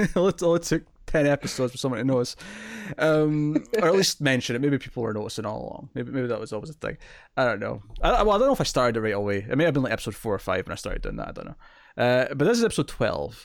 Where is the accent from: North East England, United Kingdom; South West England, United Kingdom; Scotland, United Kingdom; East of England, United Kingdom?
Scotland, United Kingdom; I'm Scottish